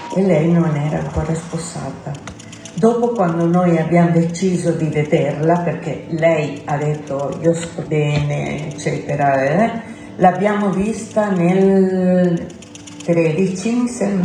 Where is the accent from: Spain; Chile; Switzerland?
Chile; Italian is a second language; moved away as an adult; now in Italy; sono partita dal Cile il 20, 28 di luglio del 75 e il 29 sono arrivata qua in Italia, a Milano